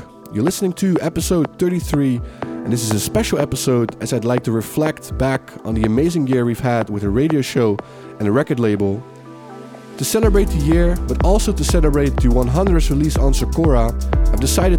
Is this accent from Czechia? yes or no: no; Netherlands; my home country, the Netherlands